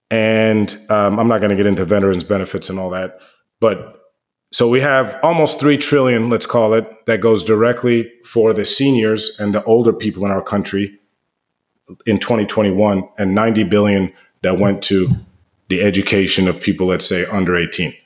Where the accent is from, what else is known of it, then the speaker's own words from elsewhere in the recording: D.C. area, District of Columbia, United States; moved away; I grew up outside the Washington, D C area